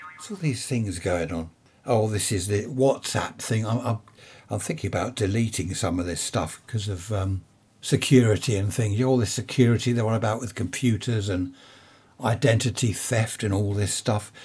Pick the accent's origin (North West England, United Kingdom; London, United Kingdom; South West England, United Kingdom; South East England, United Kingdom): London, United Kingdom; Carshalton; I was born in Saint Helier Hospital, if anyone knows it. Carl Shorten, up in Surrey there